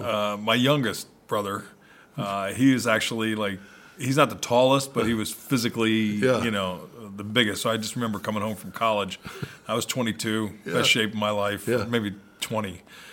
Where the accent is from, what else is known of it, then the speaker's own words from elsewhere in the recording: Philadelphia, Pennsylvania, United States; Philadelphia? Yeah, Philly, New Jersey, yeah.